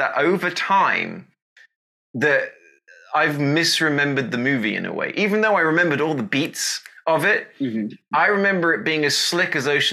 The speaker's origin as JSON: {"language": "English", "country": "United Kingdom", "accent": "British", "said": "I'm British."}